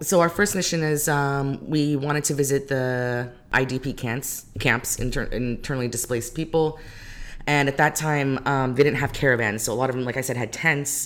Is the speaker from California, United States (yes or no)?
yes; Modesto, California, United States; born or raised there; also born or lived in Greece / Calgary, Alberta, Canada / Iraq